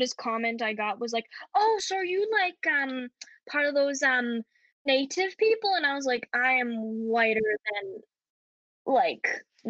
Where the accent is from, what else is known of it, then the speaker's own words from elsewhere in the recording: Canada; accent: Canadian; now in United Kingdom; I'll put it on like my Canadian accent more if I'm at the shops, and like I hope to get someone's attention or they'll ask me where I'm from. And then like when they do, I go, oh, I'm from Canada.